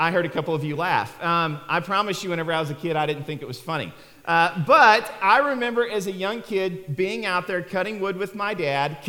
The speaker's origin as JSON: {"language": "English", "area": "Neosho-Joplin area", "region": "southwest Missouri", "country": "United States", "tie": "born or raised there", "also_born_or_lived": "Arkansas", "moved": "as an adult", "said": "growing up, I was actually raised in southwest Missouri, down around the Neosho-Joplin area"}